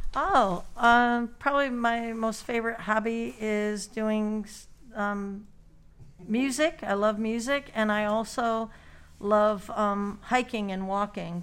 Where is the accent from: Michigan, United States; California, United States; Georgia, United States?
Michigan, United States; Marysville; now in Australia; I'm actually from Marysville, Michigan